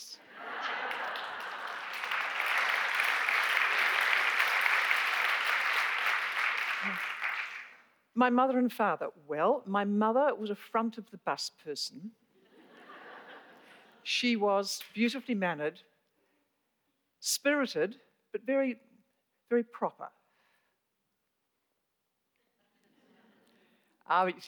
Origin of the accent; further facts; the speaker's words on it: Palmerston North, Manawatū-Whanganui, New Zealand; moved away as an adult; now in Wellington, New Zealand; I come from Palmerston North